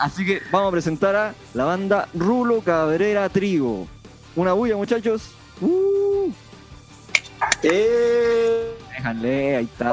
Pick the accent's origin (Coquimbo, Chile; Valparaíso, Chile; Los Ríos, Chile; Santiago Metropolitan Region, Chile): Coquimbo, Chile; Punitaqui; en Punitaki, en mi pueblo